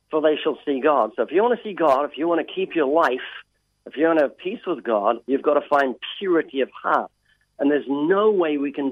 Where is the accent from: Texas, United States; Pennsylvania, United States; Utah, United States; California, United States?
Texas, United States; Now, this, I'm actually from Texas. I fake this just to get people to listen.